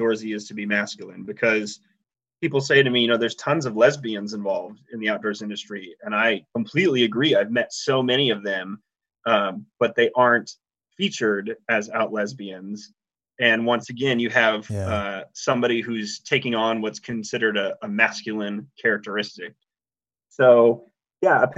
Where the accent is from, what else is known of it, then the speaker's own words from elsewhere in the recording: Nebraska, United States; I grew up in Nebraska, which is about one of the flattest states in the country.